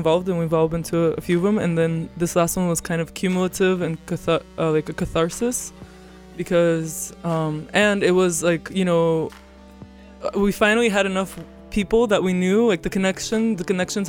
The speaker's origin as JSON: {"language": "English", "country": "Russia", "moved": "yes", "lives_now": "New York, United States", "said": "I'm from Russia"}